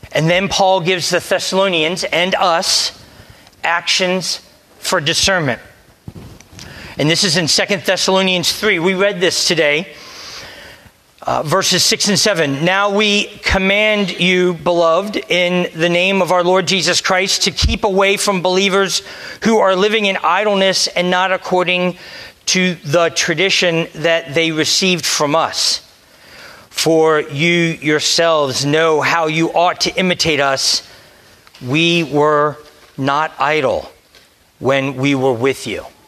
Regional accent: Delaware, United States; moved away; I'm from Delaware.

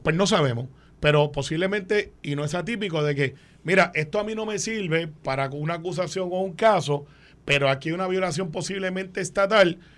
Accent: Guaynabo, Puerto Rico; cuando yo crecí en Guaynabo

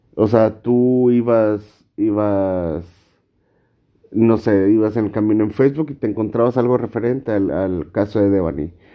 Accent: Monterrey, Nuevo León, Mexico; yo soy de Monterrey, Nuevo León

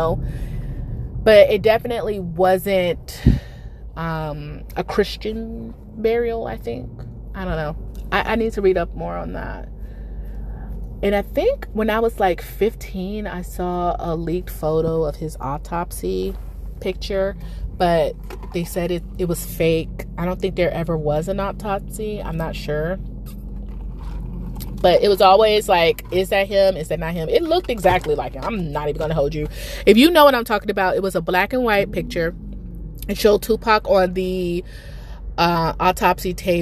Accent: New York, United States; moved away; I grew up in New York half my life

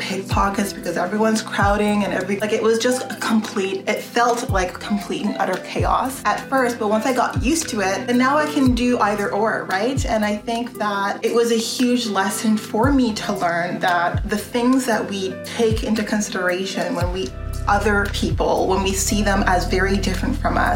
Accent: Canada; my interests as a Canadian citizen

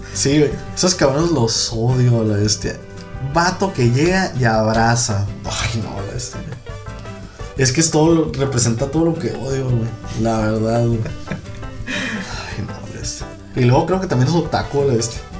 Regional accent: northern Mexico, Mexico; accent: norteño

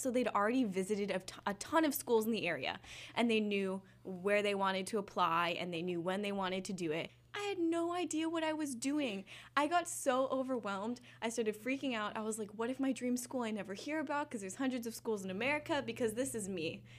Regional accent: West Coast, United States; moved away as an adult; I'm from the West Coast

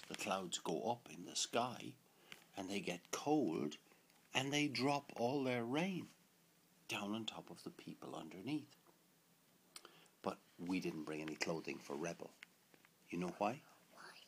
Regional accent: Limerick, Munster, Ireland; born or raised there

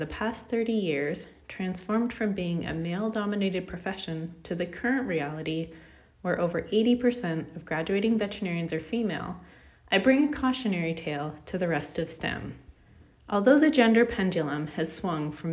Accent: Canada; I'm a Canadian veterinarian

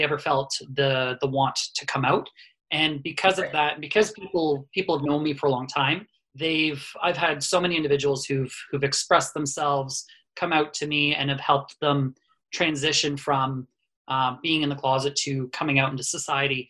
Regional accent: Cambridge, Ontario, Canada; I'm born and raised in Cambridge.

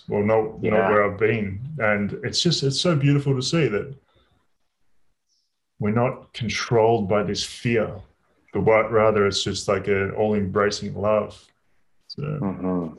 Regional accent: Australia; moved away as an adult; also born or lived in Europe; I grew up in Australia. I went to an all boys high school

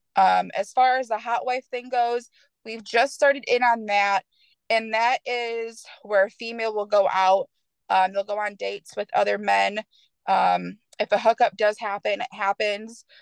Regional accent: Michigan, United States; moved away as an adult; now in Knoxville, United States; originally, I'm from Michigan. Um, I moved down to Tennessee. I now live in Knoxville

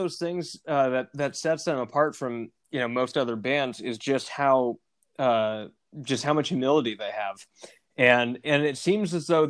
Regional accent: Seattle, Washington, United States; now in California, United States; I was driving up to Seattle, That's where I grew up.

